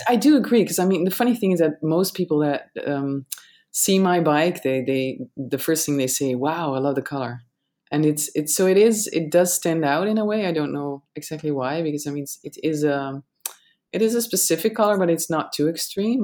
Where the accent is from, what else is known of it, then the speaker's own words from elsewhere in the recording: Netherlands; I'm I'm I'm from the Netherlands